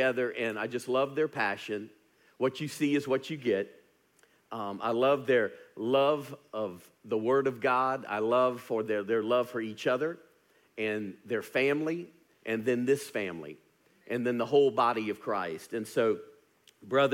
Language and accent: English; Louisiana, United States; now in Birmingham, United States; I was born and raised in Louisiana